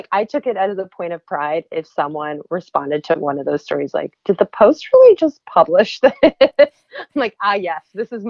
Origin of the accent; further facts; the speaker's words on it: Maryland, United States; I'm from Maryland. I went to University of Maryland.